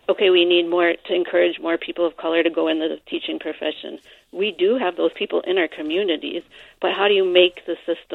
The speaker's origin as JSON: {"language": "English", "region": "Michigan", "country": "United States", "moved": "yes", "lives_now": "Southern Minnesota, United States", "said": "I come from Michigan, actually, in a metro area."}